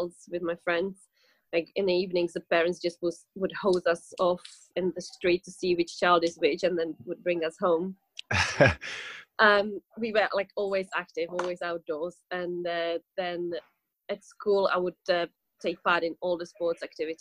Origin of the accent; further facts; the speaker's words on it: Czechia; moved away as an adult; now in England, United Kingdom; I'm from Czech Republic. But I've lived in England for, well, most of my adult life since I was 21 years old.